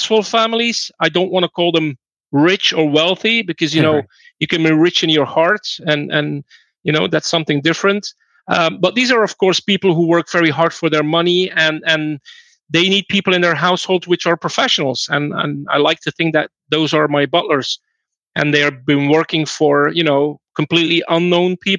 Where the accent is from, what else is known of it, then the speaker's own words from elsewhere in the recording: Belgium; I'm from Belgium